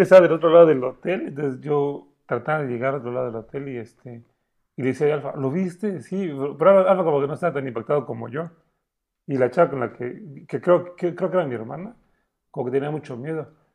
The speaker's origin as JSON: {"language": "Spanish", "region": "Chiapas", "country": "Mexico", "said": "somos de aquí de Chiapas"}